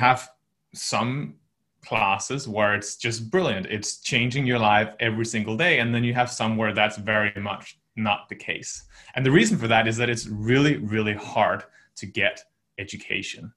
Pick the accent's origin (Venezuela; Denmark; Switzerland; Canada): Denmark; just north of Copenhagen, Capital Region of Denmark; moved away as an adult; also born or lived in United States / United Kingdom / China; I'm originally from Denmark. I grew up there, just north of Copenhagen, for about 18 years